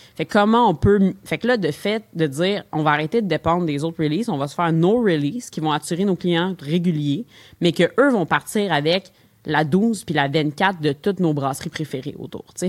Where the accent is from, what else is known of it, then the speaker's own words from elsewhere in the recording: Longueuil, Quebec, Canada; now in Montreal, Canada; je viens de Longueuil à la base